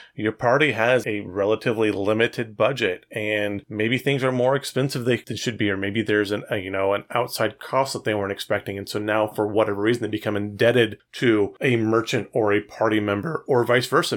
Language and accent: English; Fresno, California, United States; I grew up in Fresno